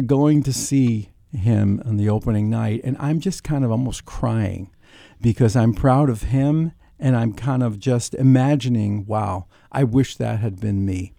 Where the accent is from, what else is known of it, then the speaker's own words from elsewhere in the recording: New York City, New York, United States; also born or lived in Brooklyn; I was born in Brooklyn. I was raised in Queens